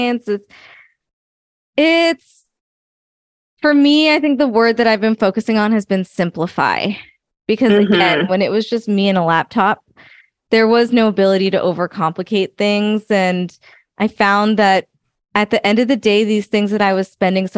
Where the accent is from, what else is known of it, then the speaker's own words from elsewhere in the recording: United States; I'm first generation American.